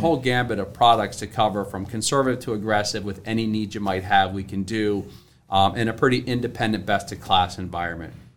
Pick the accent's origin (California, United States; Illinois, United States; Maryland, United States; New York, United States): Maryland, United States; Salisbury; moved away as an adult; also born or lived in Philadelphia area; now in Philadelphia, United States; I'm from the, uh, from Maryland, uh, down near Ocean City, Salisbury, Maryland, about three hours from here. So, uh, I didn't grow up here